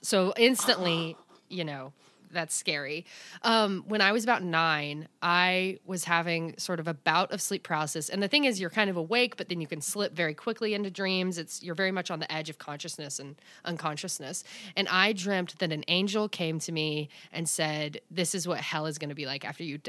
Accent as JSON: {"language": "English", "region": "the South", "country": "United States", "said": "I'm from the South."}